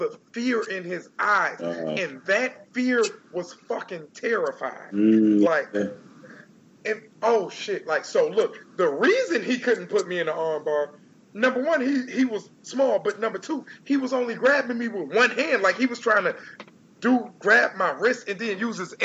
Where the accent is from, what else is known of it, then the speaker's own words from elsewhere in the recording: Detroit, Michigan, United States; I'm from Detroit. I'm from the east side. I'm from the hood. I live in the hills now